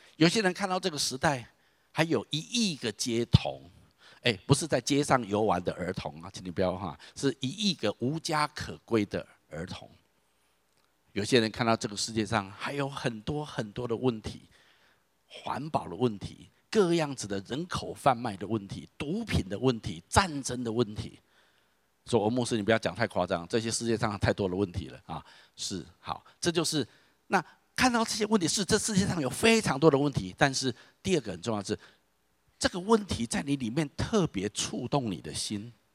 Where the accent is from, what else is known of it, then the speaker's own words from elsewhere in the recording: Taiwan; 我是土生土长的台湾人